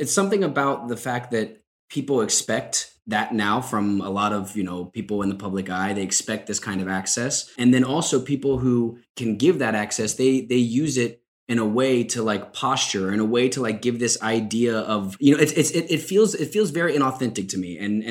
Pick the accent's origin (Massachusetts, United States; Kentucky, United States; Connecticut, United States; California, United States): Kentucky, United States; moved away; also born or lived in Madrid; born and raised in Kentucky. It's obviously a very religious place in many parts.